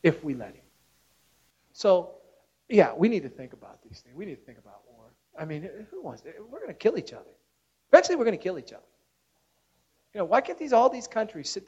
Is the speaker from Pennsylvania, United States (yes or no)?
yes; Pittsburgh, Pennsylvania, United States; I'm from Pittsburgh